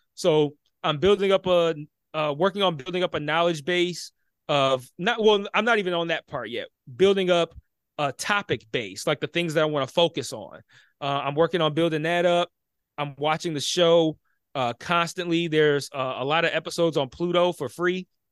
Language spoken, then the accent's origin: English; Detroit, Michigan, United States; I grew up in Detroit